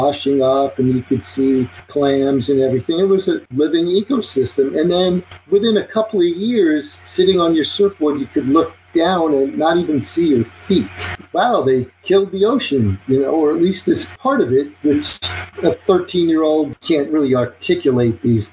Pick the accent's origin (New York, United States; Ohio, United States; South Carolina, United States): New York, United States; Long Beach; now in Maui, United States; I grew up in Long Beach, New York